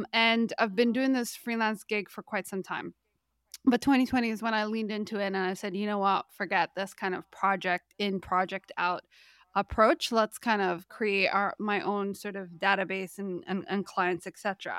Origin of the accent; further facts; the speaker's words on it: Canada; Maybe because, you know, we're both from Canada